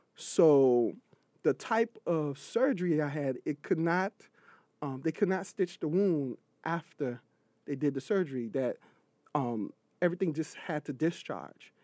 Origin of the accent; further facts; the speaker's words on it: Miami, Florida, United States; also born or lived in Freeport, Bahamas; now in New York City, United States; Grew up in Miami, Florida